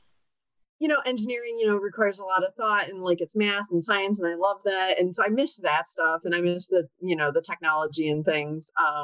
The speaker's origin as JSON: {"language": "English", "town": "Chicago", "region": "Illinois", "country": "United States", "tie": "born or raised there", "said": "I live in Chicago. I've actually lived in Chicago area my entire life. Right now, I'm a mom of three."}